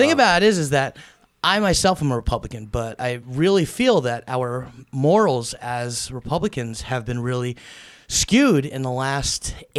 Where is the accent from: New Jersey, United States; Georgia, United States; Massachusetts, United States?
New Jersey, United States; Sussex County; also born or lived in Paterson, New Jersey; I grew up in Jersey, man.